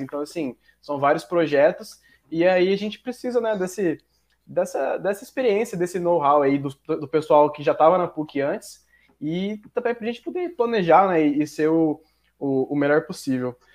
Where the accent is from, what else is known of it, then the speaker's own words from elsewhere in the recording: Mato Grosso, Brazil; Eu sou de outro estado, na real. Eu sou de Mato Grosso